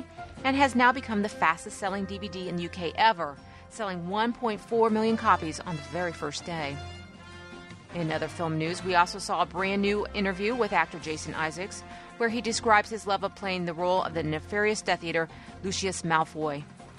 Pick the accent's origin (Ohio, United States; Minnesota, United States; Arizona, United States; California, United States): Ohio, United States; moved away as an adult; now in Detroit, United States; I'm actually from Ohio and I lived there until recently, but now I'm up in even colder Detroit, Michigan.